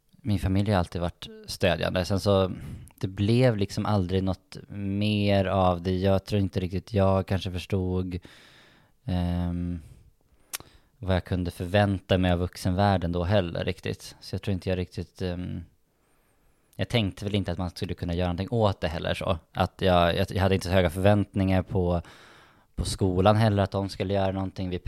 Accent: Umeå, Västerbotten County, Sweden; jag tycker ju om Umeå jättemycket faktiskt. Eh, och jag var väldigt glad att jag växte upp där.

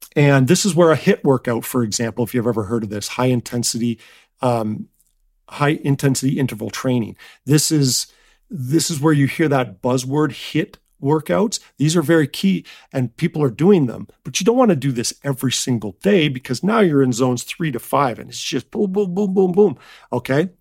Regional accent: Canada; I'm from Canada

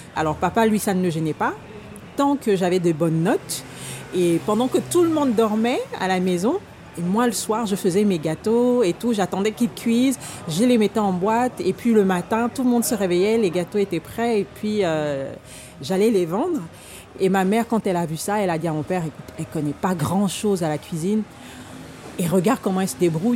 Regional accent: Gabon; now in France; j'ai grandi au Gabon

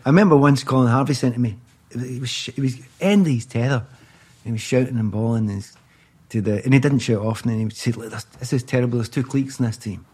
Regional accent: Glasgow, Scotland, United Kingdom; moved away; I'm also from Easter House, which is in the east end of Glasgow

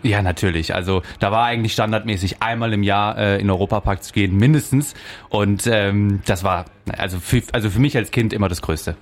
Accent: Denzlingen, Baden-Württemberg, Germany; also born or lived in Offenburg; now in Freiburg, Germany; Ich bin in Denzlingen aufgewachsen, in Freiburg geboren

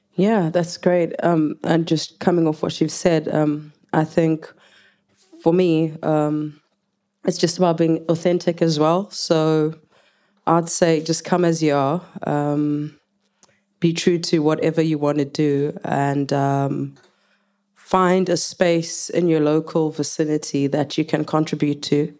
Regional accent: South Africa; English is a second language; moved away as an adult; now in United Kingdom; I can speak English, but I'm not English. I'm a Zulu woman

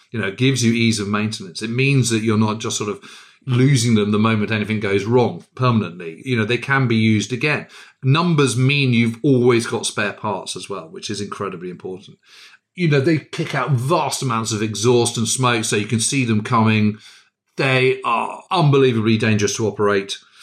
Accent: United Kingdom; I'm a Brit

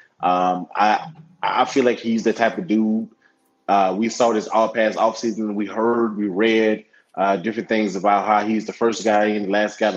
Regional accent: South Carolina, United States; I'm from South Carolina

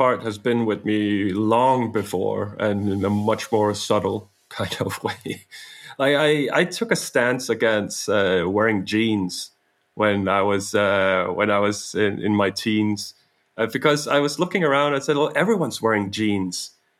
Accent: Denmark; English is a second language; also born or lived in Canada / United States; I was born in Denmark, but almost initially we got on a plane and flew to Canada. And we lived 4 years in Canada and then 2.5 years in the US and then came back to Denmark when I was coming close to 7 years of age.

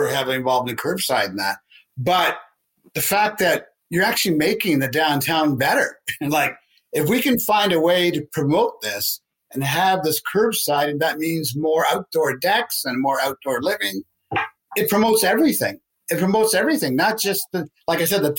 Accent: Canada; We're Canadian

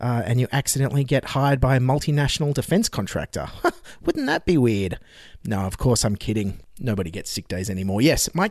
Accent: Dignams Creek, New South Wales, Australia; I grew up on Dignams Creek as a child

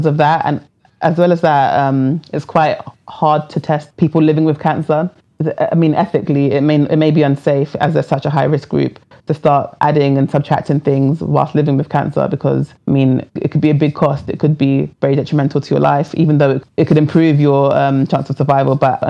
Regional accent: England, United Kingdom; I was born under the NHS system

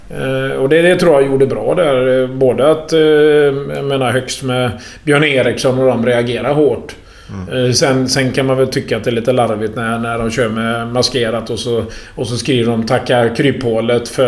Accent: Gothenburg, Västra Götaland, Sweden; Och så kommer jag upp då som göteborgare och ska diskutera med kommunstyrelsen

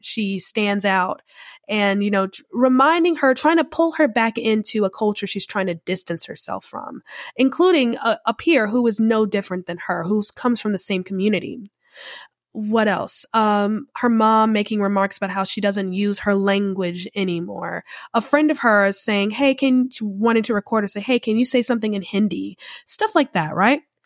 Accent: Charlotte, North Carolina, United States; now in New Orleans, United States; I'm originally from the Charlotte area, North Carolina

